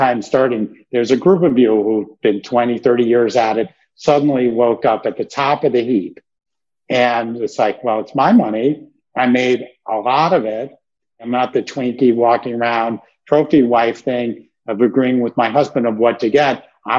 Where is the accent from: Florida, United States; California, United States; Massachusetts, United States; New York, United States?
New York, United States; Brooklyn; You know, I love art. I grew up in Brooklyn, that I could make that.